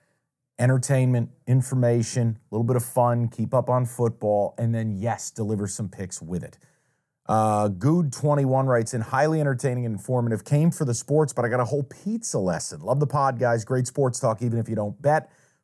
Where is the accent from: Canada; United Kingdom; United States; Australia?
United States; New York; Jim is from Detroit. I'm from New York.